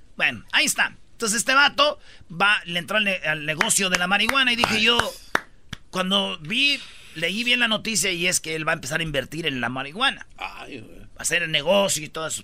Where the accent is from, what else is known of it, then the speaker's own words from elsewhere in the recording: Mexico; me gustaría dejar de ser mexicano